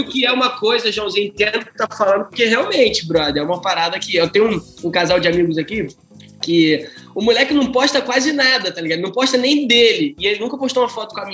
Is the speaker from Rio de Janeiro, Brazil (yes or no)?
yes; Rio de Janeiro, Brazil; eu sou do Rio